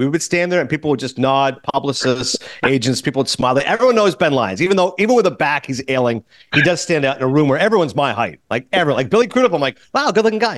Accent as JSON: {"language": "English", "town": "Kingston", "region": "Ontario", "country": "Canada", "tie": "born or raised there", "moved": "yes", "said": "I grew up in Kingston."}